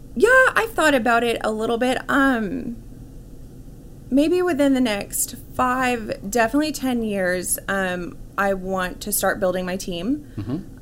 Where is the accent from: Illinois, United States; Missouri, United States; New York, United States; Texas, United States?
Texas, United States; Irving; also born or lived in Dallas; I was born and raised in Dallas, right. um, so I grew up in Irving